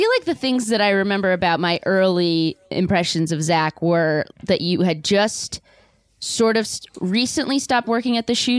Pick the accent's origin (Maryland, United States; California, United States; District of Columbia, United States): California, United States; Orange County; I'm from Orange County.